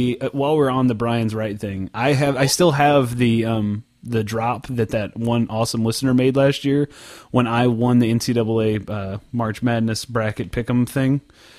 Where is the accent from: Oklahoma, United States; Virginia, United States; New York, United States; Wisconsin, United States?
Oklahoma, United States; I'm from Oklahoma. How's that? How's that for an accent?